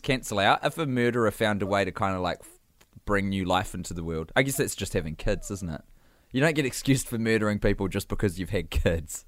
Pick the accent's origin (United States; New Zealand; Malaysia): New Zealand; accent: Kiwi; growing up in New Zealand